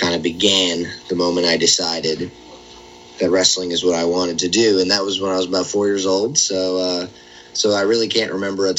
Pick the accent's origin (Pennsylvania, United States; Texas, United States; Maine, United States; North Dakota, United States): Pennsylvania, United States; also born or lived in New Jersey; I'm from Pennsylvania, but I spent a lot of my beginning years in Jersey